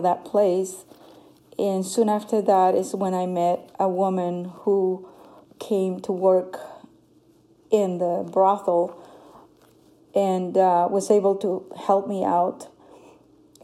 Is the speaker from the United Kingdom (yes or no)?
no; Honduras; moved away; I come from Honduras. I grew up in a very poor village in Honduras.